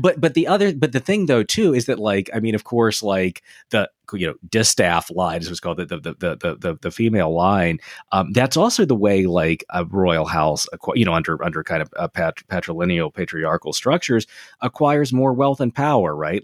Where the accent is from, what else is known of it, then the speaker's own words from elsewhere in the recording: Delaware, United States; Delaware State Fair in my hometown.